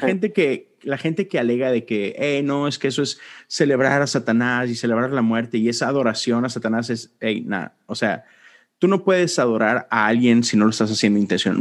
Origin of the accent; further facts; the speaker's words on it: Monterrey, Nuevo León, Mexico; crecí en México, en Monterrey